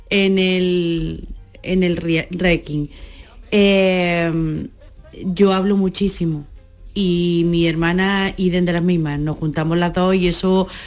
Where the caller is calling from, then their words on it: Bailén, Andalusia, Spain; Bueno, un abrazo grande para todos. … de Bailén.